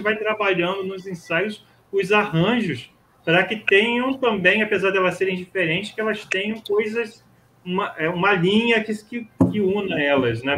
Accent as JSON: {"language": "Portuguese", "town": "Nova Friburgo", "region": "Rio de Janeiro", "country": "Brazil", "moved": "as an adult", "lives_now": "Rio de Janeiro, Brazil", "said": "eu sou de Friburgo"}